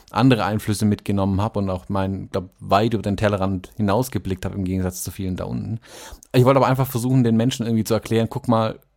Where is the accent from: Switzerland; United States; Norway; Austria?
United States; the South; da wo ich herkomme eben. In den Süden, wo wirklich die, die Rednecks ähm, rumhängen, die ihn wählen und seine Aussagen glauben.